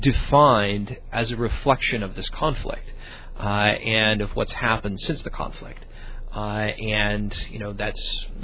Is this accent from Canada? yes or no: no; Illinois, United States; I was born and raised in Illinois.